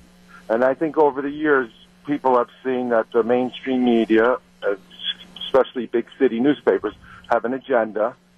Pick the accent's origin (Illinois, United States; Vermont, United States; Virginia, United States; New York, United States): New York, United States; now in Nekoosa, United States; I grew up in New York in the 60s